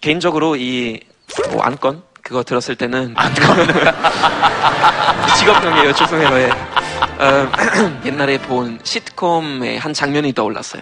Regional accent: Germany; Korean is a second language; now in South Korea; 저는 독일에서 온

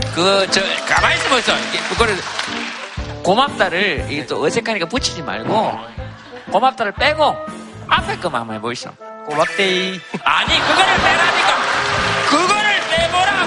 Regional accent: Yeongcheon, North Gyeongsang, South Korea; 영천시 고경면 창아리입니다.

